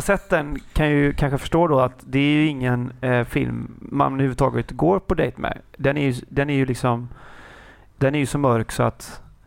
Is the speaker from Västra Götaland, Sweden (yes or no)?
yes; Kungälv, Västra Götaland, Sweden; jag är hemma i Kungälv